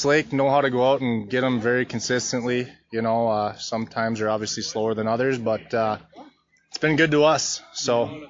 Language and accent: English; Brainerd, Minnesota, United States; moved away as an adult; now in Bemidji, United States; I grew up in the Brainerd area.